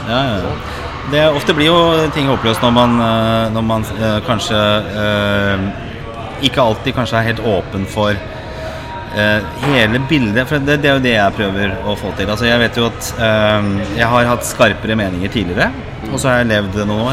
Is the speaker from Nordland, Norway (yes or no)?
no; Oslo, Norway; also born or lived in Lindeberg, Oslo; er jo født og oppvokst på Torshov og, og Grünerløkka